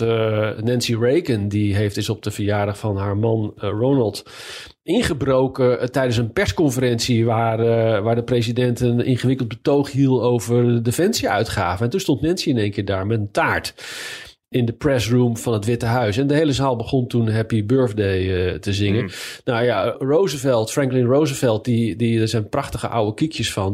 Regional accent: Leiden, South Holland, Netherlands; moved away as an adult; now in Washington, United States; wij komen dan uit Leiden

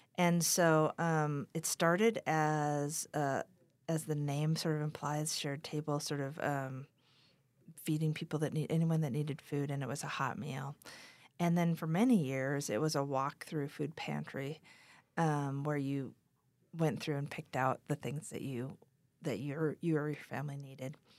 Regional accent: Wahpeton, North Dakota, United States; also born or lived in Dripping Springs, Texas; now in Taos, United States; I grew up in Wapaden, North Dakota

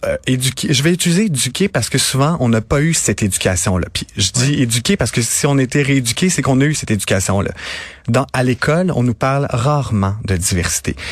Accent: Napierville, Quebec, Canada

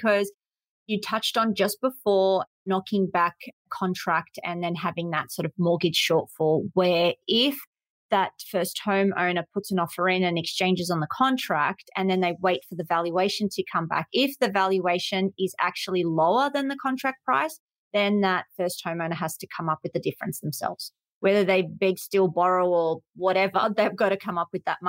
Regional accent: Sydney, New South Wales, Australia; I'm from Sydney, let's just say Parramatta.

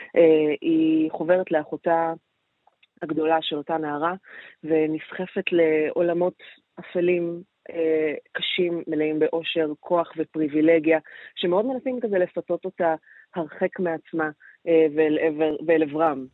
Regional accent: Israel

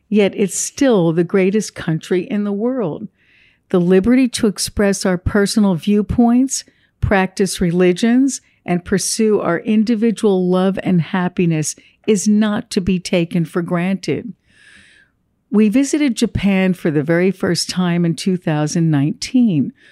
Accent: Ho Chi Minh City, Vietnam; born there; moved away; I was born in Saigon during the Vietnam War and in 1975 lived through the total collapse of the city. In 1978, my family, with just the clothes on our backs, boarded a boat in the middle of the night to seek freedom from communist Vietnam.

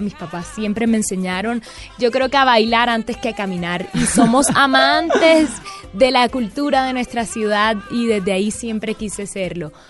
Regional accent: Barranquilla, Atlántico, Colombia; also born or lived in Bogotá; nosotros crecimos amando el carnaval

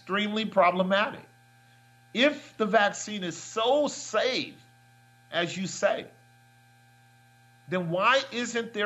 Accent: United States; I'm an American

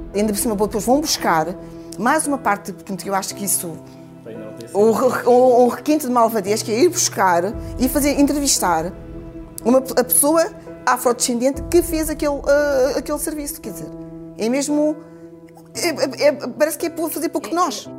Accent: Portugal; eu sou portuguesa

